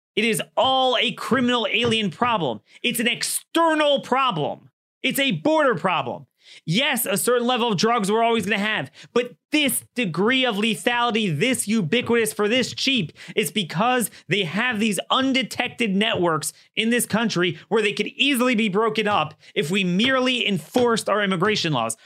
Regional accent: Maryland, United States; Maryland, my home state

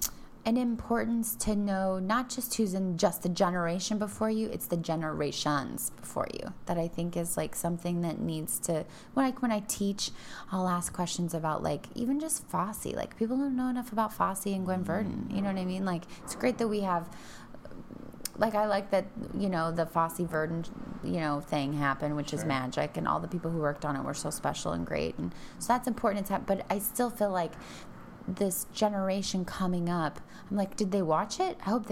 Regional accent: Denver, Colorado, United States; Yes, I'm from Denver.

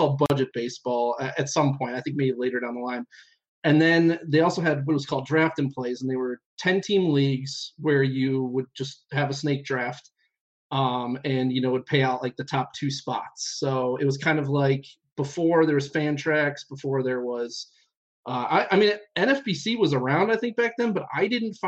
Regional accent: Cleveland, Ohio, United States; We're from Cleveland

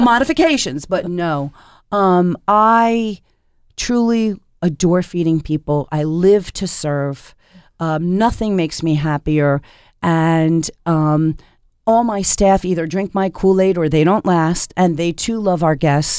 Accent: Philadelphia, Pennsylvania, United States; now in Portland, United States; I grew up in Philadelphia

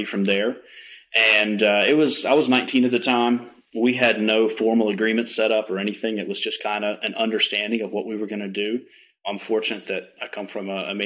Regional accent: Mocksville, North Carolina, United States; I am from Mocksville, North Carolina, originally raised there, just about 45-ish minutes north of Charlotte

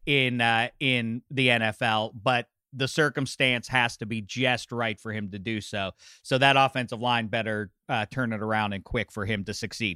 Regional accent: Pittsburgh, Pennsylvania, United States; I can't even recognize my hometown of Pittsburgh

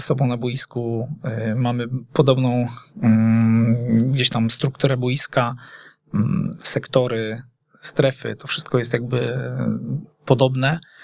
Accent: Poznań, Greater Poland, Poland; jestem rodowitym poznaniakiem

